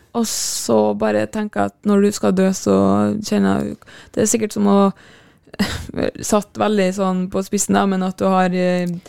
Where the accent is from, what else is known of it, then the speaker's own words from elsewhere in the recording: Kristiansund, Møre og Romsdal, Norway; moved away; når jeg er hjemme i Kristiansund